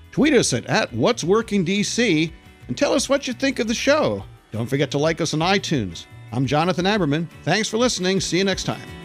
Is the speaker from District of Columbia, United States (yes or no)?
yes; Washington, District of Columbia, United States; Washington, D C